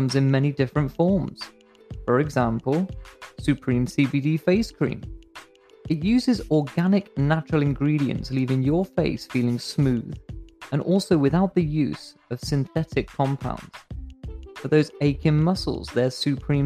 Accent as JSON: {"language": "English", "region": "England", "country": "United Kingdom", "said": "As an English fan"}